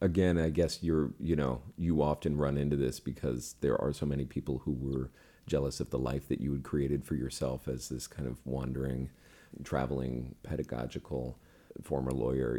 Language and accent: English; United States; also born or lived in New York; as an American